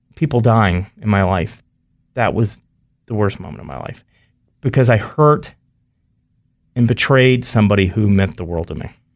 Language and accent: English; North Carolina, United States; I grew up in North Carolina